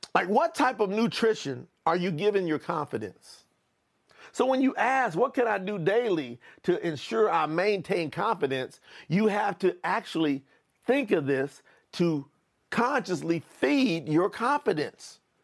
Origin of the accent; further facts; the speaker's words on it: Kentucky, United States; moved away; also born or lived in Florida; I was born in Kentucky